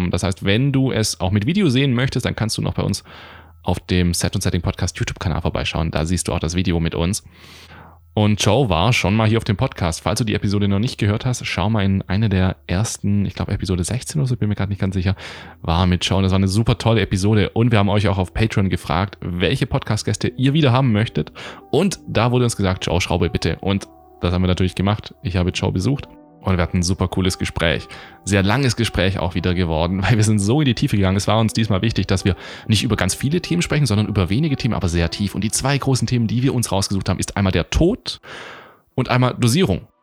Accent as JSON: {"language": "German", "region": "Baden-Württemberg", "country": "Germany", "tie": "born or raised there", "said": "ich begrüße dich heute aus mal wieder meiner Heimat in der Nähe von Stuttgart."}